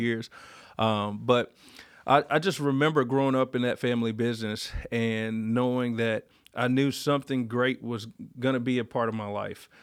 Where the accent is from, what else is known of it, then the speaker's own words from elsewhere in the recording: Warsaw, North Carolina, United States; growing up in Duplin County